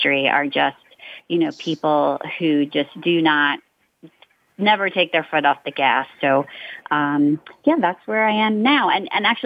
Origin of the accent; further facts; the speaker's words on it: New York, United States; also born or lived in Northern Virginia; I'm a lifer, a New Yorker. I grew up in New York. You know, I was born there